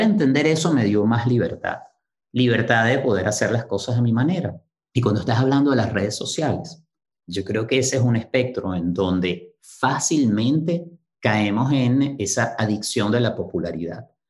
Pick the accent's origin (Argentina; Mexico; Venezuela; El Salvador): Venezuela; Caracas, Capital District; crecí en Caracas